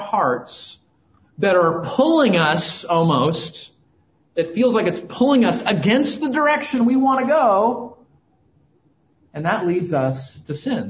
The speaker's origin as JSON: {"language": "English", "region": "Southern California", "country": "United States", "tie": "born or raised there", "moved": "yes", "said": "I grew up in Southern California"}